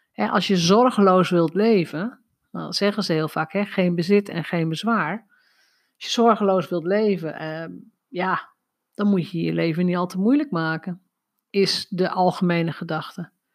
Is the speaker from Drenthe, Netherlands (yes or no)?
yes; North Drenthe, Netherlands; Ik ben opgegroeid in Noord-Drenthe.